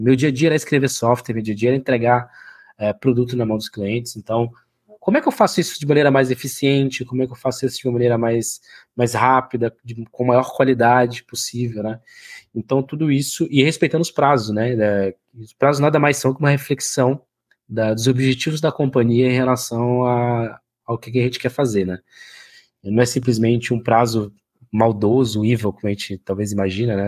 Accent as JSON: {"language": "Portuguese", "town": "Oiapoque", "region": "Amapá", "country": "Brazil", "moved": "yes", "said": "eu venho numa cidade chamada Oiapoque Amapá, né, no extremo norte do Brasil aí"}